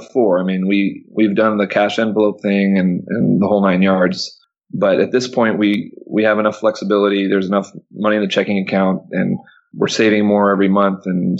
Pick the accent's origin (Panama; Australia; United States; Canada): Panama; no, I grew up in Panama, born and raised in Panama. My dad worked for the Panama Canal. And like I said, big family from Panama.